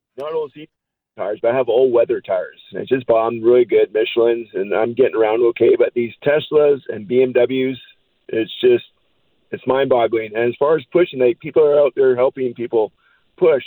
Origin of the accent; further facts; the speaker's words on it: Saskatchewan, Canada; now in Abbotsford, Canada; I grew up in Saskatchewan